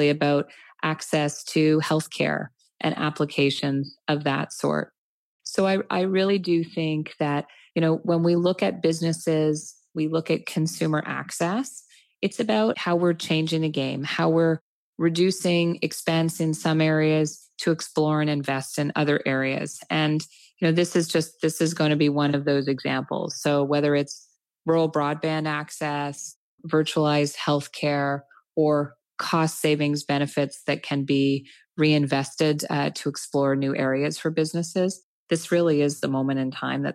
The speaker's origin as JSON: {"language": "English", "country": "Canada", "said": "as Canadian business leaders"}